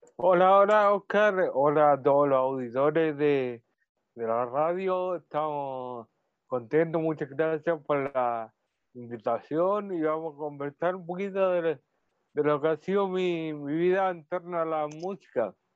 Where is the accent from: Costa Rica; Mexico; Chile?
Chile; Talcahuano, Biobío; yo, soy de aquí, de Talcahuano, tuvo una, una vida, una niñez relativamente normal